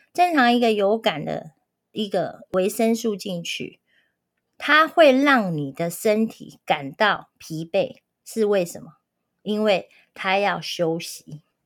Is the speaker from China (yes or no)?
no; Taiwan; 我们台湾人的饮食非常地不正常